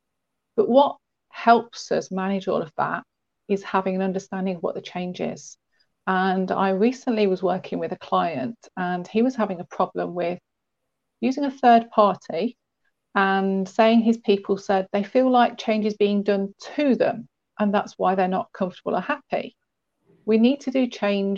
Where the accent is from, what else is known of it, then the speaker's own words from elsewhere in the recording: England, United Kingdom; I'm a southern softie